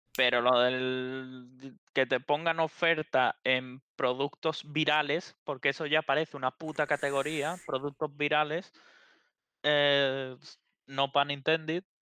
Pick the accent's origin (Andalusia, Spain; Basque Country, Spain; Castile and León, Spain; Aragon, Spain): Andalusia, Spain; his village near Utrera; en mi pueblo los supermercados eh, solo hay uno y es un Super Carmela